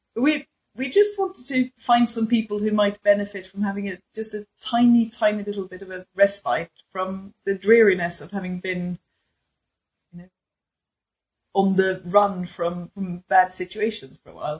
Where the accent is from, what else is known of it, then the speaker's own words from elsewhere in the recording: Sweden; my Swedishness